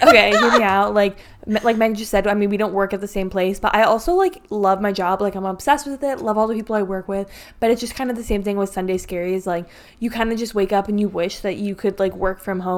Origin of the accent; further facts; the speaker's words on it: Connecticut, United States; we're from Connecticut in the United States